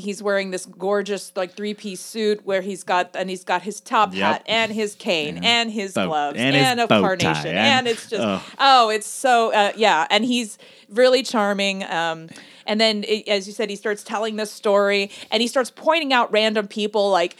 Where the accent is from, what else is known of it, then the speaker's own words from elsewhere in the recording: United States; What I guess to me as an American, I think everyone in Paris is just amazing.